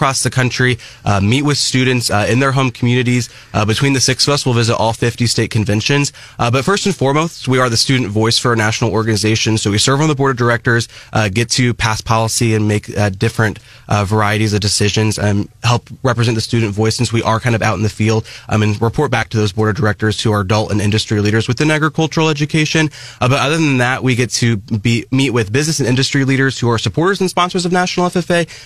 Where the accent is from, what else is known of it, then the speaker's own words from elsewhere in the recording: Mexico, Missouri, United States; I'm from Mexico, Missouri, grew up, born and raised Audrain County